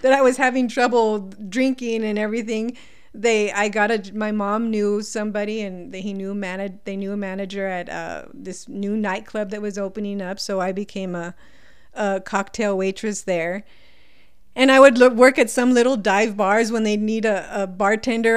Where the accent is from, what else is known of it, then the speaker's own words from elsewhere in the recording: El Paso, Texas, United States; also born or lived in California; I was, um, born in California, but I grew up pretty much in El Paso. I was here by the time I was about five years old